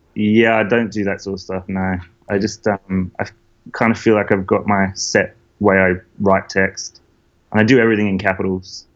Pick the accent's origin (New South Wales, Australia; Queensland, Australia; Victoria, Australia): New South Wales, Australia; Maitland; moved away as an adult; also born or lived in Newcastle / Melbourne; I'm from the Hunter Valley. Hunter so I grew up. Yeah, so I grew up like uh, out near Maitland.